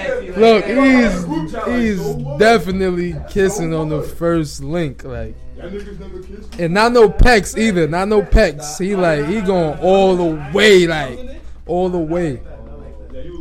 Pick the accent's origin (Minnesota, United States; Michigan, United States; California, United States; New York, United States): New York, United States; I'm from New York